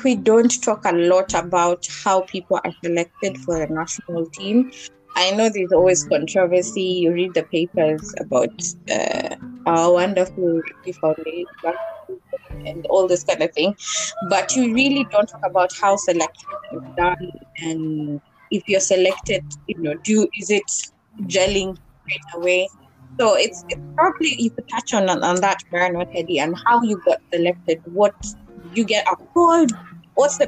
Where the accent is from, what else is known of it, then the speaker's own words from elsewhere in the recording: Kenya; I'm from Kenya, and in high school in Bodit